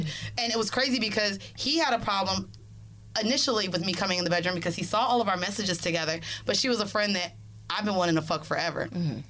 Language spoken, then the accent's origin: English; Orlando, Florida, United States; moved away as an adult; now in New York, United States; I'm from Florida